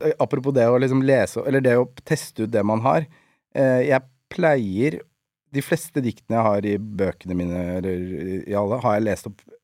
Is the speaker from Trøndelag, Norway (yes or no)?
no; Nesodden, Akershus, Norway; jeg er oppvokst på Nesodden